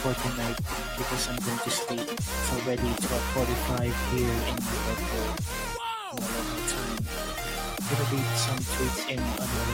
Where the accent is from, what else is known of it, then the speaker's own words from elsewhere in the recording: Philippines; I'm actually from the Philippines.